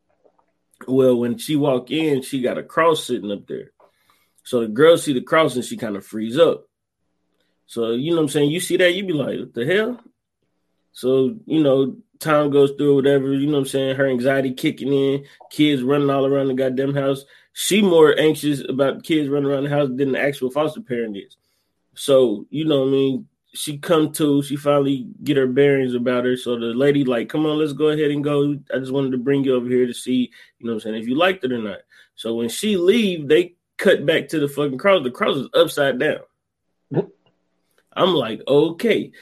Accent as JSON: {"language": "English", "region": "Ohio", "country": "United States", "said": "that's where I'm from"}